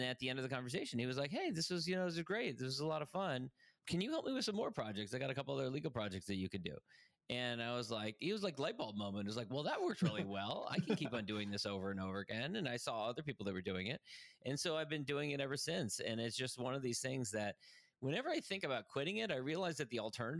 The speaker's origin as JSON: {"language": "English", "country": "Ireland", "said": "And also I'm Irish, and the Irish are like kind of hardwired to like gather over a pint and exchange stories."}